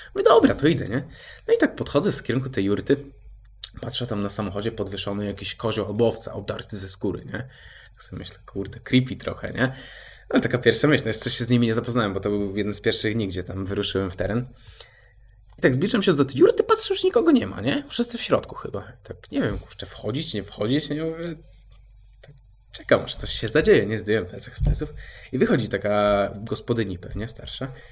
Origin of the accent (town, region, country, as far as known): Poland